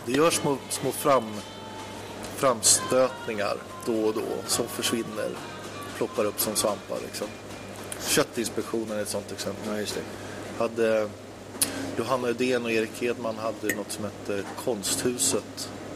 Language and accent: Swedish; Uppsala, Uppsala County, Sweden; när jag växte upp i Uppsala